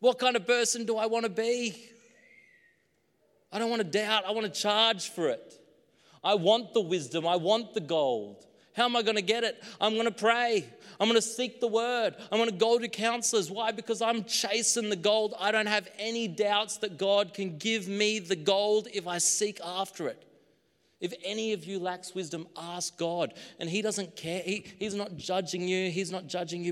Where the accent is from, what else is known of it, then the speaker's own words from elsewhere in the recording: Queensland, Australia; now in New South Wales, Australia; my hometown in Queensland